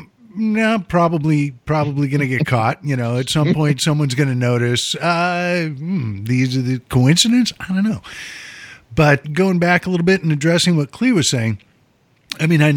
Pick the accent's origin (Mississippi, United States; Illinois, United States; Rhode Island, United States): Illinois, United States; Chicago; moved away; I'm from Chicago, born and bred